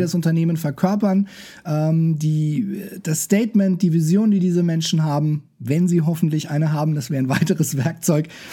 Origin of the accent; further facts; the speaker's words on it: Nuremberg, Bavaria, Germany; Ich bin äh, Nürnberger